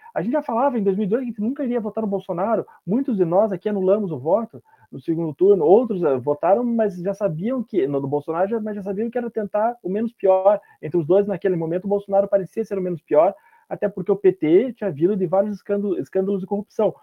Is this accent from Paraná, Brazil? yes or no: yes; Paraná, Brazil; eu e o Fernando somos do Paraná